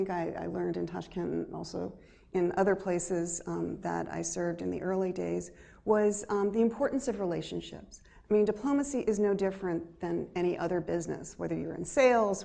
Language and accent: English; United States; me as an American